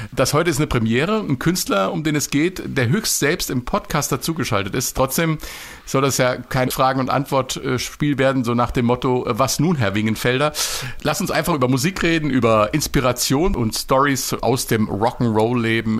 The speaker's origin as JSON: {"language": "German", "town": "Marburg", "region": "Hesse", "country": "Germany", "tie": "born or raised there", "said": "aus meiner Heimatstadt Marburg"}